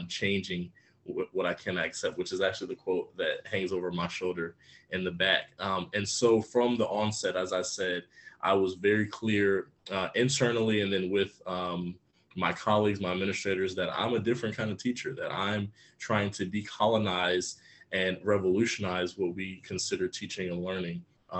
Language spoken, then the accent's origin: English; Atlanta, Georgia, United States; also born or lived in Chicago; now in Atlanta, United States; I was raised in Metro Atlanta and Gwinnett County Public Schools specifically, in a very multicultural part of one of the most multicultural and diverse school systems in the southeastern United States.